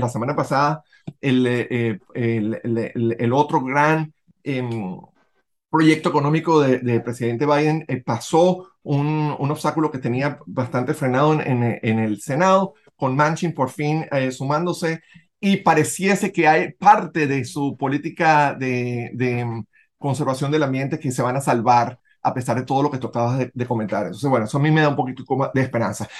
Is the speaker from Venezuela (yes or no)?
yes; Venezuela; moved away; nosotros que somos venezolanos, independientemente de donde vivamos en el mundo